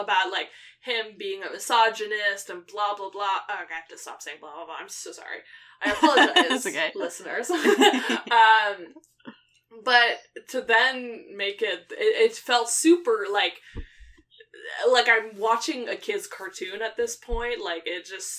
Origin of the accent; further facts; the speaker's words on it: Quebec, Canada; I grew up in Quebec, so a lot of French speaking